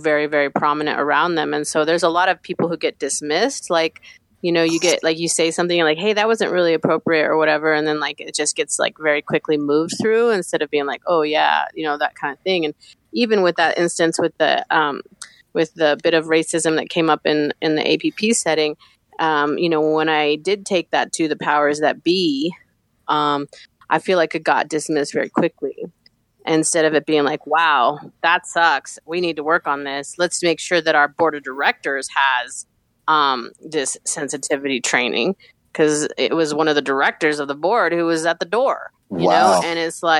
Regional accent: Denver, Colorado, United States; I'm a Denver native. So I'm like, Northside

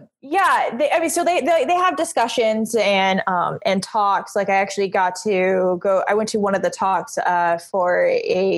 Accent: Puerto Rico; I'm a Puerto Rican woman

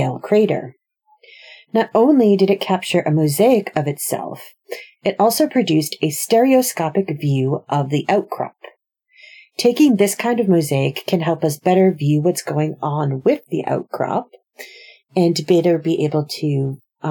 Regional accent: United States; accent: American; my terrible American accent

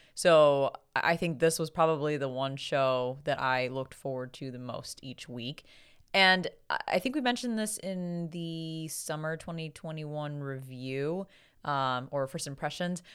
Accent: United States; being an American

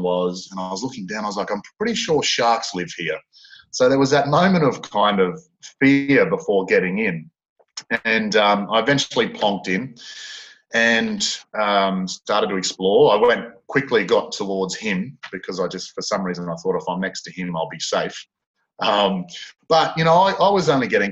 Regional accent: North Queensland, Australia; moved away; I'm from North Queensland originally.

